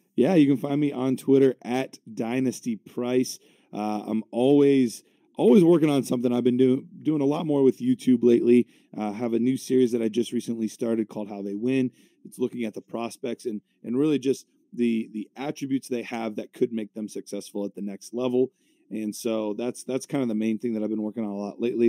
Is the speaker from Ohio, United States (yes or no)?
yes; Cleveland, Ohio, United States; my hometown team, the Cleveland Browns